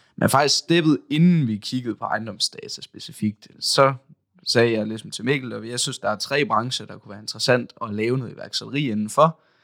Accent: Aalborg, North Denmark Region, Denmark; jeg kommer også her fra Aalborg

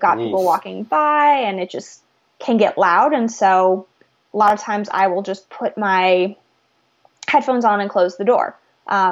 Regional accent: California, United States; now in Missouri, United States; I grew up in California

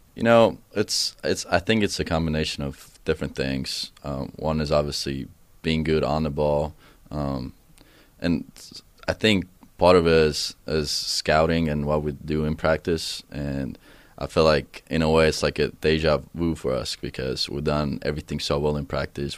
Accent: Tartu, Tartu County, Estonia; first language Estonian; English is a second language; moved away; my hometown, Tartu, it's, it's actually a university down back home.

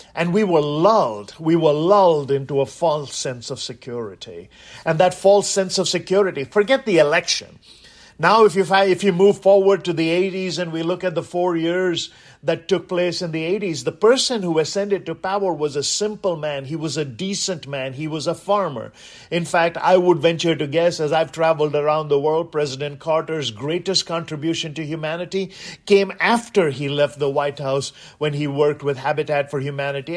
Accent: India; now in United States; growing up in India

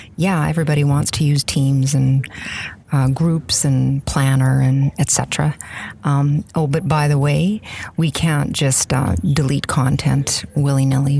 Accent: Saskatchewan, Canada; I'm from uh, one of the cold Western Canadian prairie provinces, Saskatchewan.

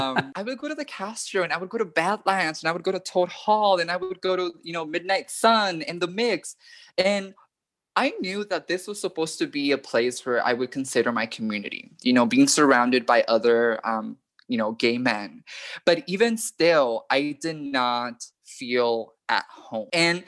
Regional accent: Panama; now in United States; When I was growing up in Panama, I was still very much surrounded by that hyper-masculinity, that hyper-heterosexuality.

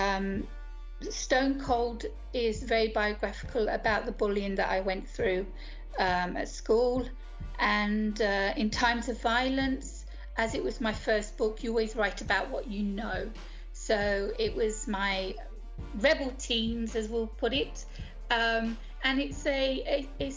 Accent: United Kingdom; moved away as an adult; now in Greece; I'm from the UK, as you can tell from my accent.

